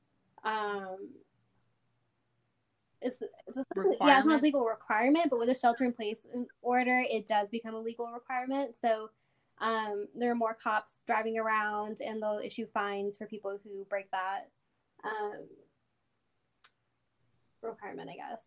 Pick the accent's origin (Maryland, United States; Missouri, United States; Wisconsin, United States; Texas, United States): Texas, United States; Odessa; moved away as an adult; now in Dallas, United States; I grew up in Odessa, but right now I live in Dallas, Texas.